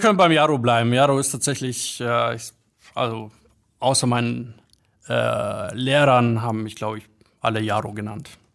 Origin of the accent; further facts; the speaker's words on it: Bad Griesbach, Bavaria, Germany; also born or lived in Poland / Munich; ich bin aufgewachsen in Bad Griesbach. Das ist so ein Kaff mit paar tausend Einwohnern